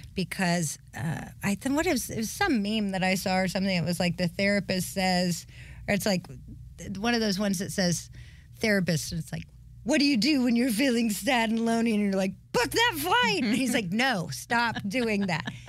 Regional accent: Highlands, North Carolina, United States; also born or lived in Cleveland, Ohio; I'm from Highlands, North Carolina in the mountains.

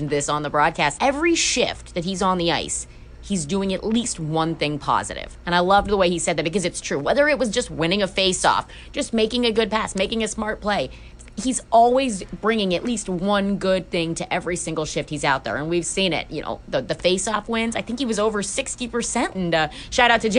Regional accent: Pittsburgh, Pennsylvania, United States; growing up in Pittsburgh

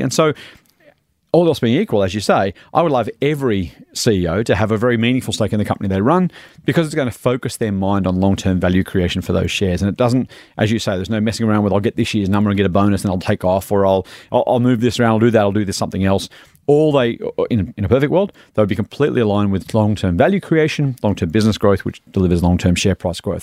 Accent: Australia

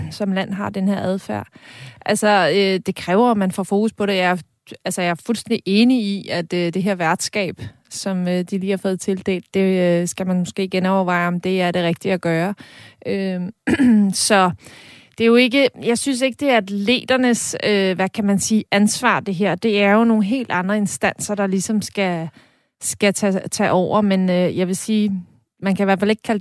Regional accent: Denmark; jeg er født i Danmark og ikke i Rusland.

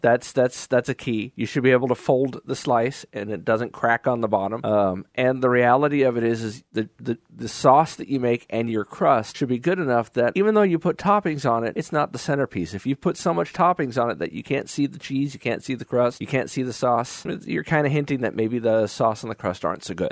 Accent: New York, United States; moved away; as a New Yorker

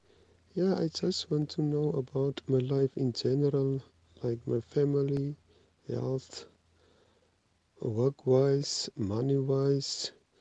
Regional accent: Northern Cape, South Africa; I was born on the 28th February 1973. I'm from the Northern Cape.

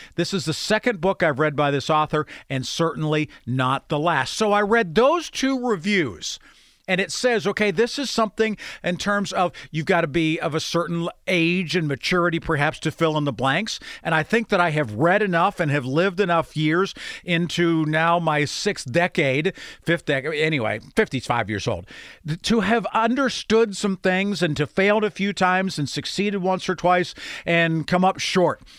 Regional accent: Grove City, United States; growing up in Grove City.

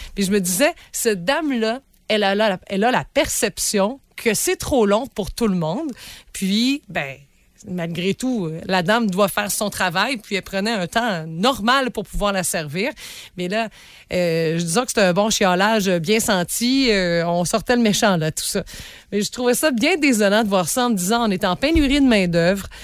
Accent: Rimouski, Quebec, Canada; Chez nous, à Rimouski

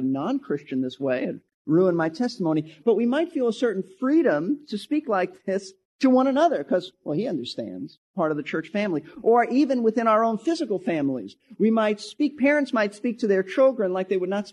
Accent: New York City, New York, United States; I was raised in Brooklyn, New York

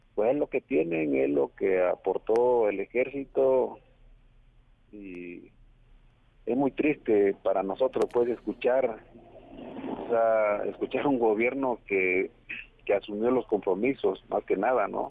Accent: Guerrero, Mexico; accent: Guerrero speech

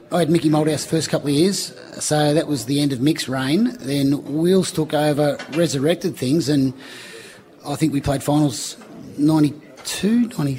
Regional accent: Melton, Victoria, Australia; also born or lived in Kensington, Victoria / Glenroy, Victoria / Footscray, Victoria; Melton was my third stop on the great suburbs. I came from the Kensington Flats early on to the Glenroy Housing Commission home to Melton when I was seven. We moved into Houston Street near Max Hotel there.

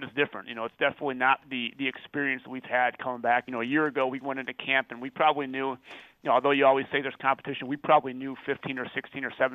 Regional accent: Chicago, Illinois, United States; moved away as an adult; now in Wisconsin, United States; I grew up in the Chicago suburbs, so originally on the south side of Chicago, and then my parents kind of moved out to the west suburbs when I was in high school.

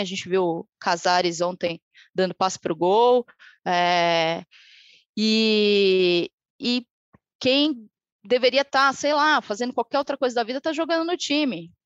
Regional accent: Brazil; E a gente vive tempos de desilusão sendo brasileiro

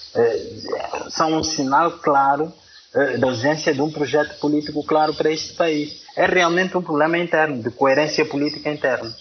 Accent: Xai-Xai, Gaza Province, Mozambique; moved away; Eu estou na minha cidade natal, eh, Xaixás.

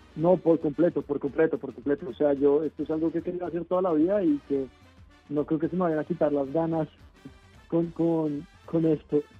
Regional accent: Colombia

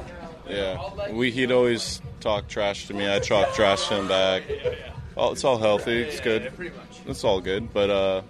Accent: Newark, California, United States; Grew up in Newark. I loved it.

